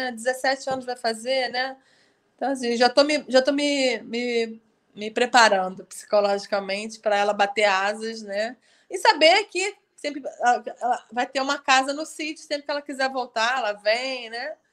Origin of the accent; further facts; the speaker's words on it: Rio de Janeiro, Brazil; eu, como carioca, estou doida para ir aí em Friburgo.